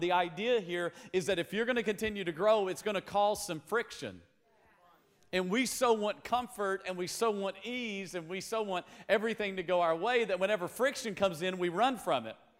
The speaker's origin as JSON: {"language": "English", "region": "Tennessee", "country": "United States", "tie": "born or raised there", "said": "we grew up in Tennessee"}